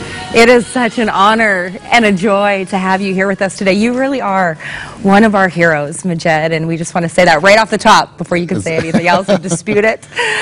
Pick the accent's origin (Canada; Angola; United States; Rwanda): Canada; So are you feeling good about being Canadian right about now? I know I love being Canadian.